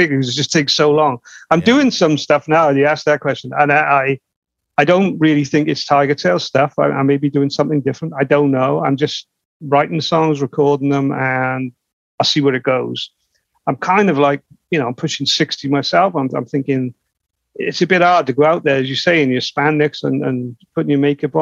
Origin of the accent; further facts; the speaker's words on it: United Kingdom; We're from the UK. We're from Europe.